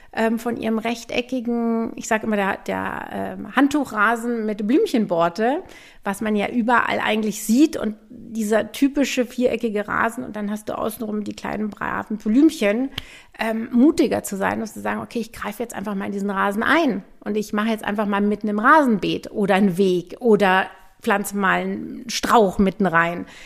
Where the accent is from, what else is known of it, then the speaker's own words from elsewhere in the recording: Munich, Bavaria, Germany; moved away as an adult; also born or lived in New England, United States / France; Also ich bin tatsächlich direkt neben dem Hofbrauhaus in München aufgewachsen, ohne Garten, ohne Balkon